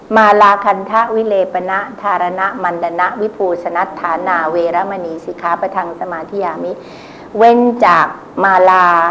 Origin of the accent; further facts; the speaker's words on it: Bangkok, Thailand; พวกเราชาวกรุงเทพ